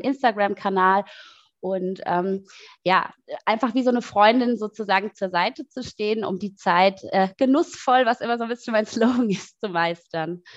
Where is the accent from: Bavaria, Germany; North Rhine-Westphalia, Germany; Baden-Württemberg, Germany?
Baden-Württemberg, Germany; Mannheim; moved away as an adult; now in Berlin, Germany; ich komme ursprünglich aus Mannheim, ähm, lebe aber seit sechs Jahren in Berlin